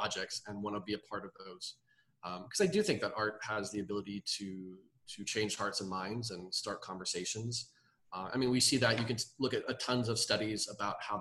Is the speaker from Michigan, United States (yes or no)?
no; Dallas, Texas, United States; moved away as an adult; also born or lived in New York / San Francisco / Harlem; we moved back to Dallas, where I grew up. I grew up in Dallas